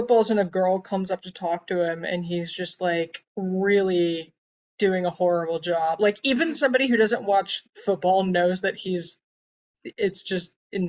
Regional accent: United States; I'm American.

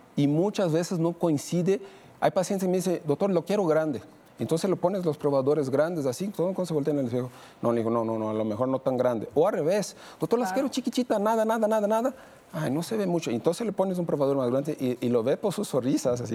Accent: Brazil; now in Mexico; soy de Brasil

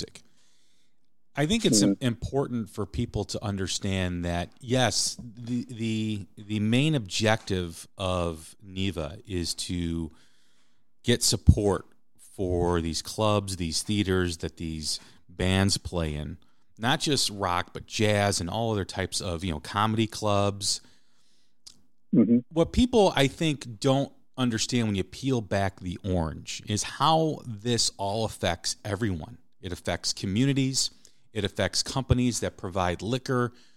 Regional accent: Des Plaines, Illinois, United States; the hometown that I grew up in, I grew up outside of Chicago in Des Plaines, Illinois

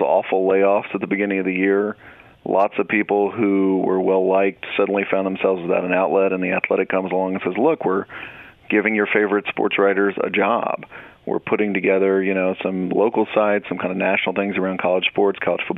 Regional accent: Dallas, Texas, United States; I'm from Dallas, so I follow the Cowboys

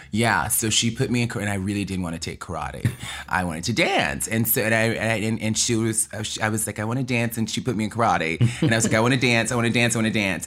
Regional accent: Mobile, Alabama, United States; accent: southern; moved away as an adult; also born or lived in Birmingham, Alabama / New York; I was born and raised in Mobile, Alabama, and my mother was a teacher

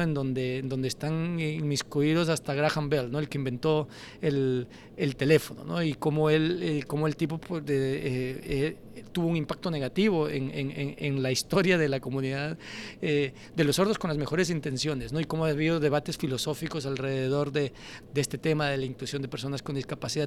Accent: Quito, Pichincha, Ecuador; yo crecí en Toctiuco

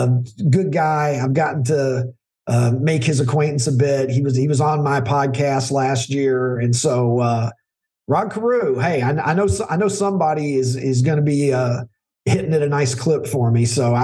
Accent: Miami, Florida, United States; I'm the guy from Miami.

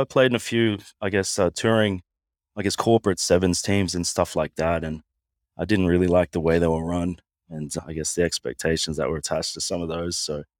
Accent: Sunshine Coast, Queensland, Australia; Yes, my mother's Samoan, so half Samoan, half Aussie. I grew up on the Sunshine Coast, just outside of Brisbane in Queensland.

